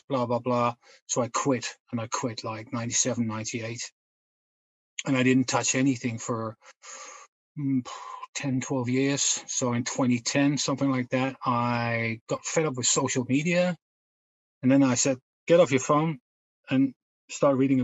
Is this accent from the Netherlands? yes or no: yes; Netherlands; moved away as an adult; now in United Kingdom; I'm originally from the Netherlands, but I'm based in the UK for the last almost 30 years.